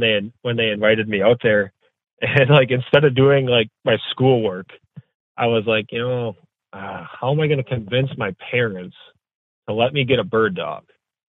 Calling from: Fremont, Wisconsin, United States; I'm coming from Fremont, Wisconsin. It's about 15 miles west of Appleton, if you know where that is.

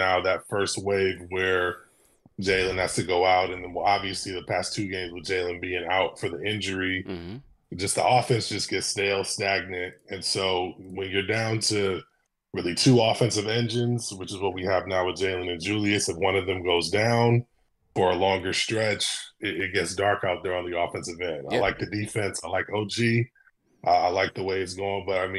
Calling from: Michigan, United States; from Michigan.

